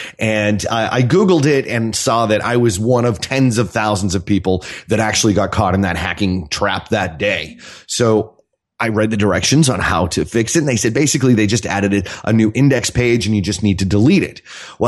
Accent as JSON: {"language": "English", "town": "Boston", "region": "Massachusetts", "country": "United States", "moved": "as an adult", "said": "I live in Mississippi, on the beach in Mississippi, although I'm from Boston. So I live down south because it makes me feel smart."}